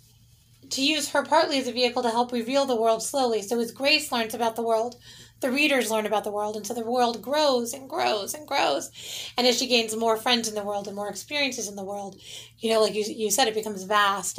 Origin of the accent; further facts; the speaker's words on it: San Diego, California, United States; San Diego's my hometown